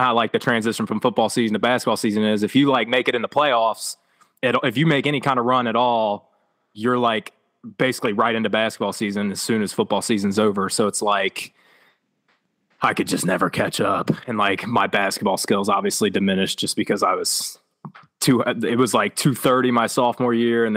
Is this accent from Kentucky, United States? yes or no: yes; Northern Kentucky, United States; I'm a Northern Kentucky kid, so we're 15 minutes outside of Cincinnati